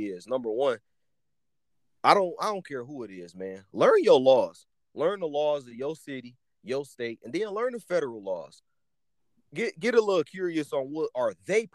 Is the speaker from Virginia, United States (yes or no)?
no; Detroit, Michigan, United States; I'm from Detroit, but I also lived in the suburbs